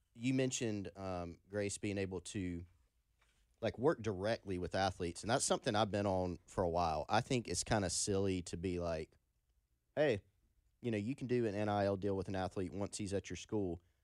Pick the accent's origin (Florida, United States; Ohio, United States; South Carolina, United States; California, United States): South Carolina, United States; Anderson; I grew up in Anderson